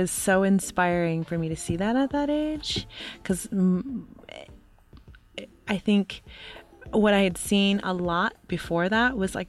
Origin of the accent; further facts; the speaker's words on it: Grand Rapids, Michigan, United States; also born or lived in Mesa, Arizona; Grand Rapids, Michigan. And my parents moved around quite a bit because my father was in the military.